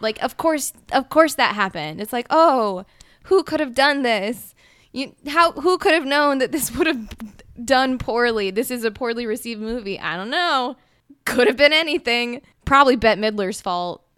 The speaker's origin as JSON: {"language": "English", "region": "Mississippi", "country": "United States", "said": "we're from Mississippi"}